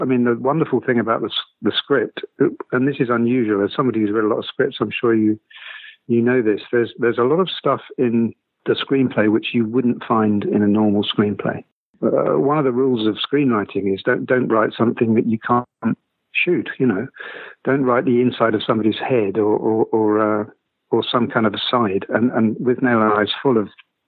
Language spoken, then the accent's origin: English; Lewes, South East England, United Kingdom; moved away as an adult; also born or lived in London; I'm from Lewes in East Sussex in England, and punk didn't get there until kind of 1980, really.